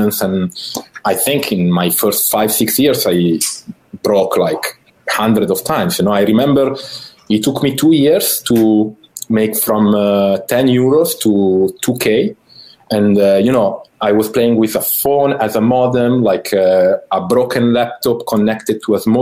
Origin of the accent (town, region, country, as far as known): Italy; born or raised there; English is a second language